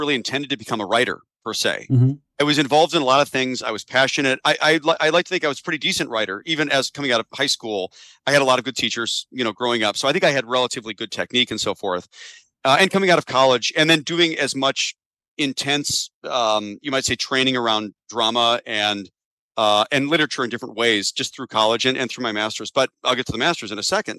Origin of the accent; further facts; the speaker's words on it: Chicago, Illinois, United States; I'm from Chicago, and I stayed here. Went to school at Northwestern